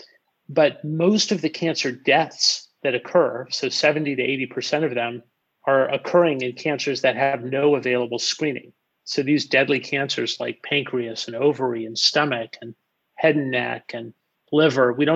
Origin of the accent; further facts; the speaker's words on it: Los Angeles, California, United States; born and raised in Los Angeles